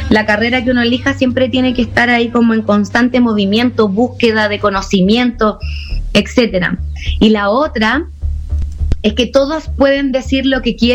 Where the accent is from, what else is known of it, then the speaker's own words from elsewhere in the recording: Puebla, Mexico; vengo de Puebla, vengo sí. De Puebla, sí